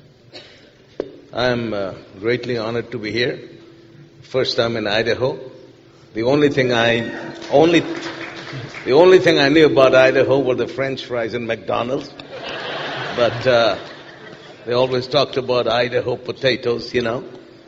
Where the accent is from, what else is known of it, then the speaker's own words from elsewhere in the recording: Pakistan; moved away as an adult; now in Lancaster, United States; My family is from Jordan, but I grew up in Pakistan. And I've lived in the United States for about 25 years.